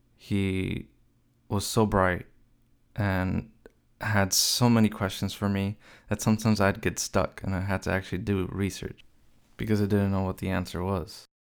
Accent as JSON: {"language": "English", "town": "Los Angeles", "region": "California", "country": "United States", "tie": "born or raised there", "said": "I was born in Los Angeles, out of a family of five"}